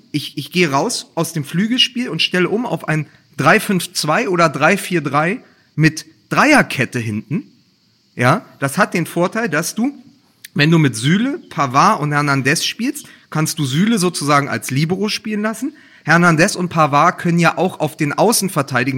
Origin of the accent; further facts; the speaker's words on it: Berlin, Germany; als Berliner